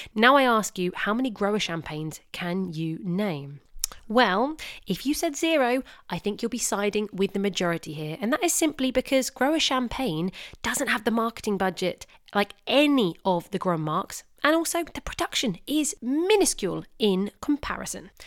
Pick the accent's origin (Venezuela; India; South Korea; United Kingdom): United Kingdom; England; I am English